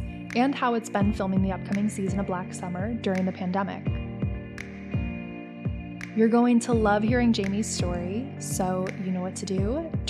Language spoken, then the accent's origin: English; Scranton, Pennsylvania, United States; also born or lived in New York City; So I'm originally from the Wilkes-Barre-Scranton, sort of where I'm based right now, actually, the Wilkes-Barre-Scranton part of Pennsylvania.